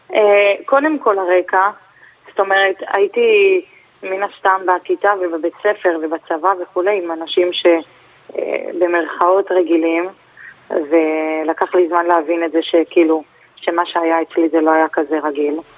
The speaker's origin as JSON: {"language": "Hebrew", "town": "Holon", "region": "Tel Aviv District", "country": "Israel", "tie": "born or raised there", "said": "גדלתי בג'סי כהן, האמת שגם ברחוב עצמו"}